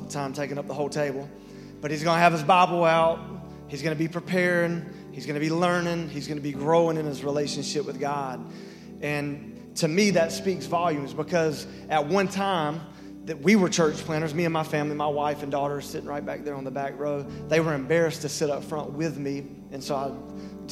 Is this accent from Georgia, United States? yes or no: yes; Lyons area, Georgia, United States; I'm from the Lines area, not the Vidalia area